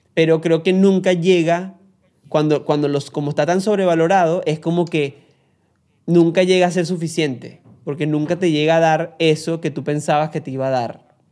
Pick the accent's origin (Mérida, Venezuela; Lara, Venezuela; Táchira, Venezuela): Lara, Venezuela; Barquisimeto; yo soy guaro venezolano de la ciudad crepuscular y amo mi patria